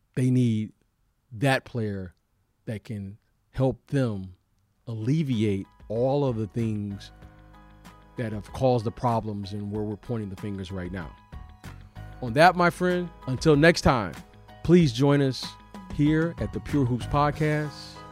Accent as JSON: {"language": "English", "town": "Detroit", "region": "Michigan", "country": "United States", "also_born_or_lived": "Chicago", "moved": "yes", "said": "I am from Detroit. I did live in Chicago for many years"}